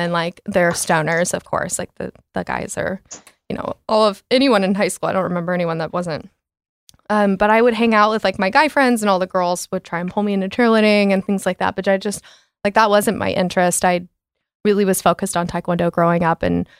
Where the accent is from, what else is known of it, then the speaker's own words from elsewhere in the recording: Coppell, Texas, United States; But I grew up in Coppell, really like stereotypical life up until like I got to like my late middle school, early high school.